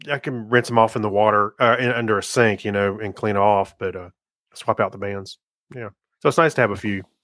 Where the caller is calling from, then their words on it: Las Vegas, Nevada, United States; I'm calling you from Las Vegas.